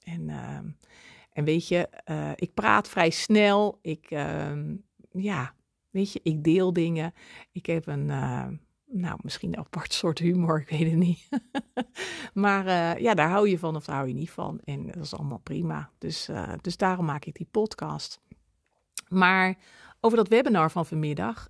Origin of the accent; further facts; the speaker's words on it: Netherlands; ik ben ook Hollander